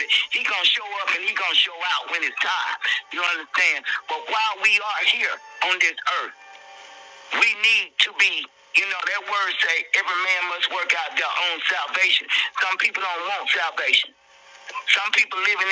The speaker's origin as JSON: {"language": "English", "town": "Atlanta", "region": "Georgia", "country": "United States", "also_born_or_lived": "College Park, Georgia", "said": "I'm from the hood. I'm from Martin Luther King and Bankhead. I spent probably 30 years in College Park, Old National, Godless Road."}